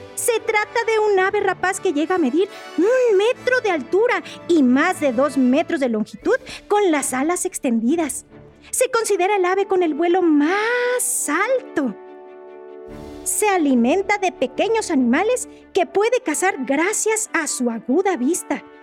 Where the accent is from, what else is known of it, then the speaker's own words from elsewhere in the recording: Mexico; nuestra historia como mexicanos